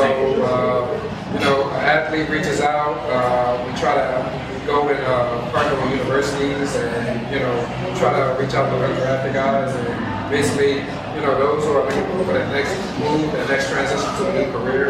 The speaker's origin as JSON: {"language": "English", "town": "Newport News", "region": "Virginia", "country": "United States", "tie": "born or raised there", "also_born_or_lived": "Norfolk / Chesapeake", "said": "It's a hard question, man. I moved around so much when I was a kid, but I'm going to claim Newport News."}